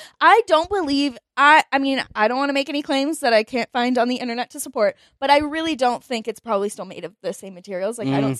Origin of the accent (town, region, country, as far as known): San Diego, California, United States; born or raised there